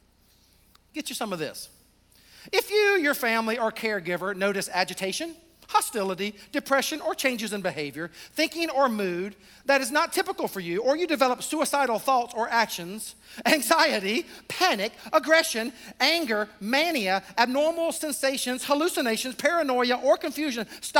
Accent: the South, United States; I'm from the South

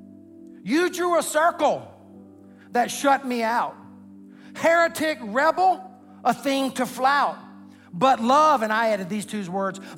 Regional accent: the South, United States; I was raised in the South, the buckle of the Bible Belt.

